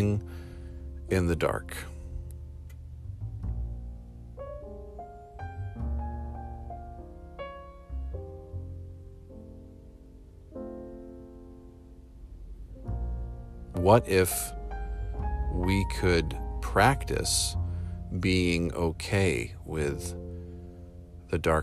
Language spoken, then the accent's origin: English; United States; I'm an American human